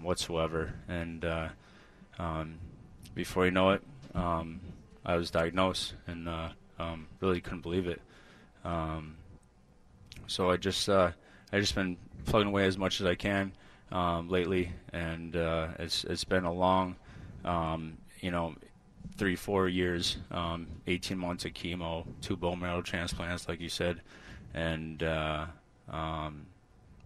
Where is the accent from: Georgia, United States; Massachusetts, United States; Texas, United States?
Massachusetts, United States; Western; And I'm from Western Mass area